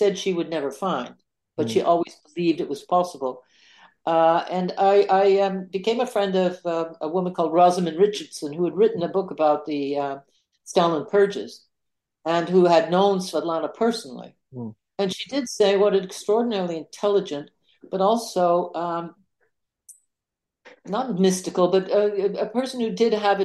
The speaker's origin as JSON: {"language": "English", "country": "Canada", "said": "I'm a Canadian"}